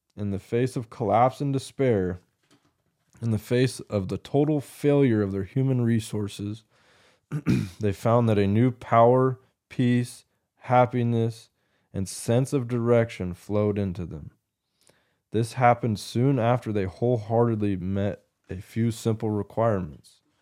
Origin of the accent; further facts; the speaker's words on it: United States; an American Christian male in twenty twenty-four now